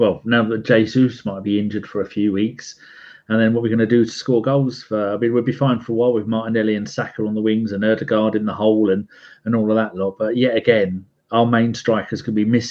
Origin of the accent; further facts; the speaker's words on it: England, United Kingdom; I'm English